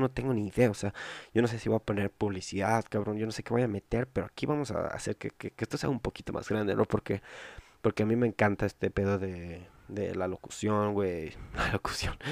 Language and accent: Spanish; Mexico; yo soy de México